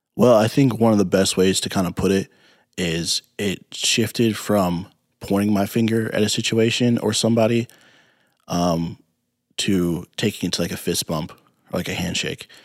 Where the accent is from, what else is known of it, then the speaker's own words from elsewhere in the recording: Peoria, Illinois, United States; growing up in Peoria